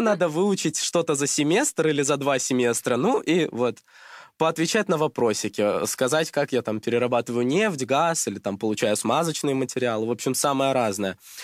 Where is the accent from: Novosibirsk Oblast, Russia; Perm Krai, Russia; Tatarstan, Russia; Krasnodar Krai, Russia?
Krasnodar Krai, Russia; moved away as an adult; now in Moscow, Russia; я из Краснодарского края